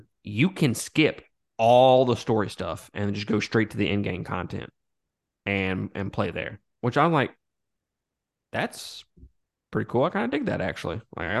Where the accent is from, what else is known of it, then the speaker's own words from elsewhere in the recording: Mississippi, United States; I mean, I'm from Mississippi, guys, but I'm not that fucking dumb, all right?